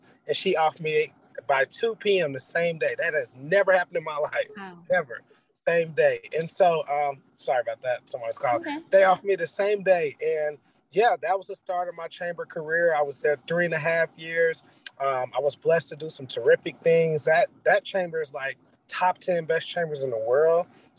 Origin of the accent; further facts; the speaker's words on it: Little Rock, Arkansas, United States; now in Houston, United States; I'm from Little Rock, Arkansas, played basketball in college, Division I. Not really that tall, but hey, I still played. And so I relocated to Houston.